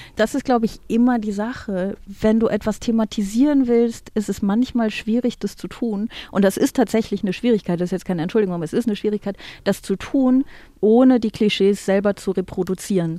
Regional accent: Aachen, North Rhine-Westphalia, Germany; Ich komme ja aus Aachen

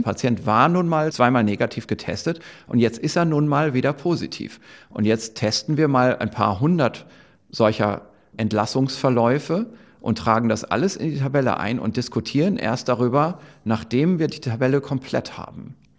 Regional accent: Germany; hier bei uns in Deutschland

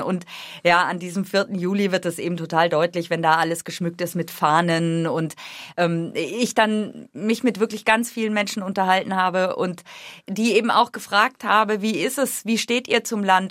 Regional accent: Germany; moved away as an adult; now in Washington, D.C., United States; ich komme aus Deutschland

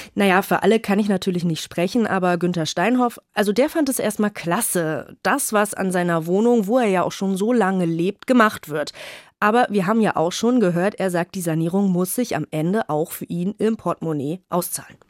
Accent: Northern Germany, Germany; als Norddeutsche

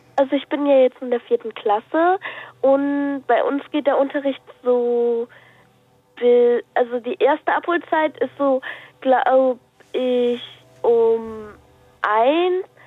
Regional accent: Lippstadt, North Rhine-Westphalia, Germany; Ich, ich komme aus ähm, Lippstadt

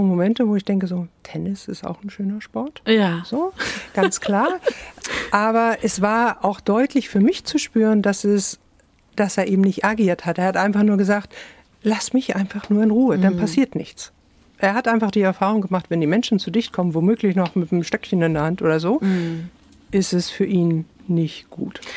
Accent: Hamburg, Germany; moved away; also born or lived in Iceland; ich komme aus Hamburg

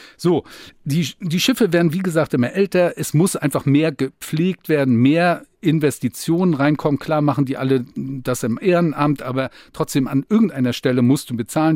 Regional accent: Rostock, Mecklenburg-Vorpommern, Germany; bei uns in Rostock

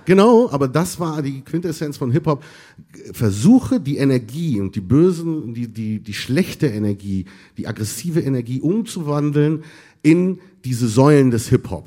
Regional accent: Berlin, Germany; born or raised there; also born or lived in Tunisia / Egypt

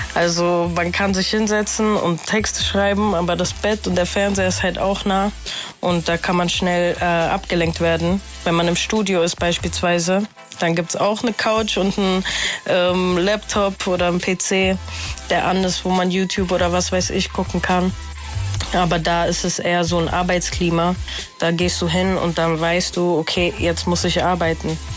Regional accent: Frankfurt, Hesse, Germany; also born or lived in Hildesheim; Ich bin mit fünf Jahren hier nach Frankfurt gekommen und ähm, ja, seitdem sehe ich auch eigentlich eher so, woher kommst du? Aus Frankfurt.

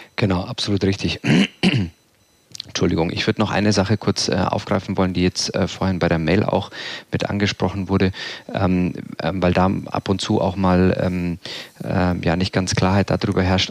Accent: Southern Germany, Germany; Ich bin damit aufgewachsen hier im Süden

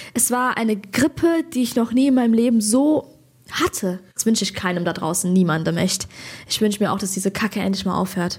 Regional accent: Hesse, Germany; ich bin Hessin.

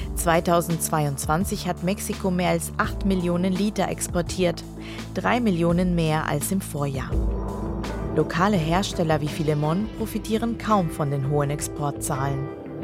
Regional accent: Peru; first language Spanish; German is a second language; moved away; also born or lived in Germany; weil ich aus, äh, Südamerika komme. Ähm, ich bin halbdeutsch, halb peruanisch und, äh, Spanisch ist meine Muttersprache

